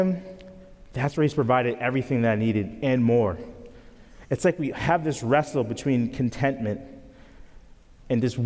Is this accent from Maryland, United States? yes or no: no; Grand Island, New York, United States; moved away; I grew up near Niagara Falls, New York, in a small town called Grand Island